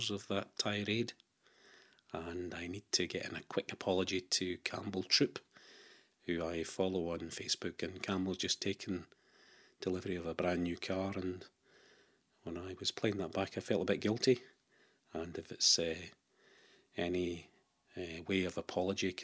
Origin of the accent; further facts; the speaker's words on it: Dumbarton, Scotland, United Kingdom; I was born and brought up in Dumbarton, and I escaped and was never caught. I left when I was about 19 or 20